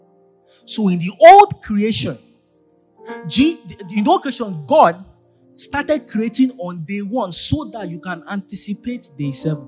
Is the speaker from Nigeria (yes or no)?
yes; Ilorin, Kwara, Nigeria; now in Lagos, Nigeria; I grew up in Ilorin